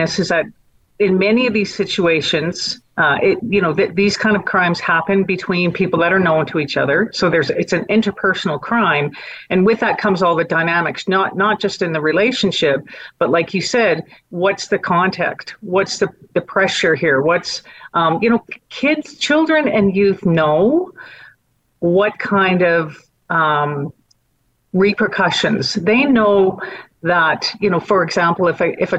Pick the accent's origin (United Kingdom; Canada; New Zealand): Canada; Calgary, Alberta; also born or lived in Edmonton; While I was raised in Edmonton, or born in Edmonton, raised in Calgary, I know what the Stampede means to this city